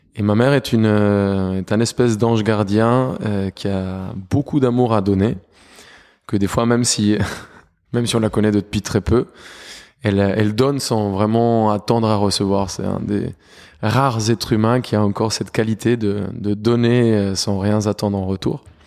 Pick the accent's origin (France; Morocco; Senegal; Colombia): Colombia; Bogotá; moved away; also born or lived in Cali / Cúcuta; j'ai grandi à Bogota